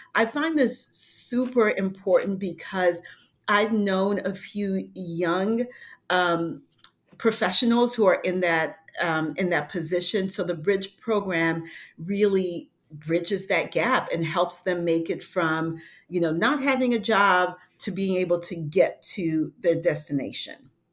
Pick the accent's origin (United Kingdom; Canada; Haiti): Haiti; moved away; I'm from Haiti and, um, you know, I, I had to deal with adversity, you know, since being a kid with an accent, being bilingual